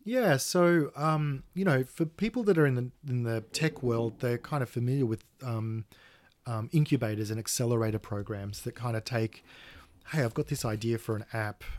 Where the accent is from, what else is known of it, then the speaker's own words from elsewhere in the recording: Australia; being Australian